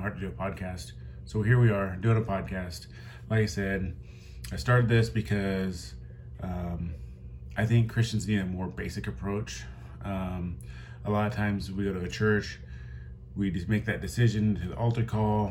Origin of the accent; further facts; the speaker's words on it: Midwest, United States; I grew up in the Midwest.